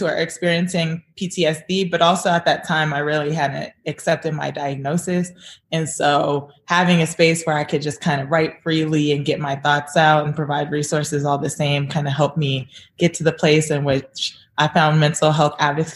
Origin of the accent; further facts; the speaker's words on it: Atlanta, Georgia, United States; now in Guatemala City, Guatemala; I'm from Atlanta. So, you know, I gotta rep Atlanta